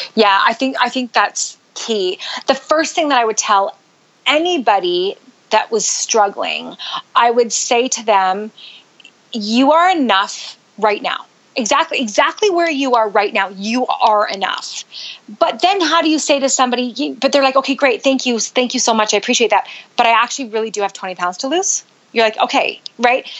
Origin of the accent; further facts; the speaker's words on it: Canada; moved away as an adult; also born or lived in Utah; now in United States; I grew up in Canada